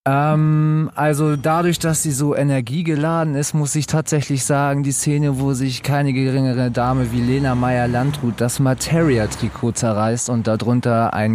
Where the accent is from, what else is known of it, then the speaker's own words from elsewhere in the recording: Hamburg, Germany; Ich komme aus Hamburg und bin wieder in Hamburg